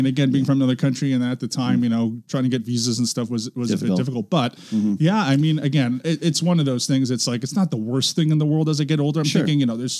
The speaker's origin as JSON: {"language": "English", "town": "Markham", "region": "Ontario", "country": "Canada", "tie": "born or raised there", "also_born_or_lived": "North York, Toronto", "moved": "as an adult", "said": "I grew up in a suburb called Markham"}